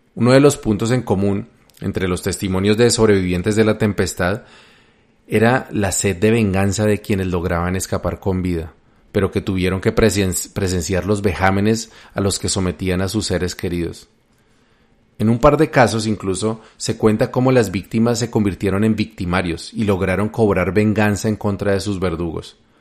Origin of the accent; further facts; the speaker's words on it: Colombia; mi país, Colombia